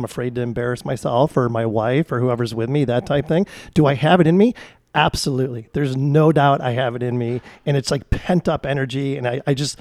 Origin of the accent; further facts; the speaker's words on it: Chicago, Illinois, United States; now in Arizona, United States; I'm from Chicago originally